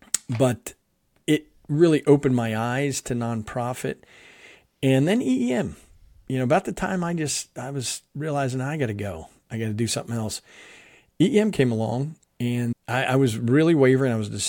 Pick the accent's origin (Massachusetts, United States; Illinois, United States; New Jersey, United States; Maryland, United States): New Jersey, United States; also born or lived in Philadelphia; I'm from the Northeast part of the U.S. I was born in Philadelphia, grew up in South Jersey.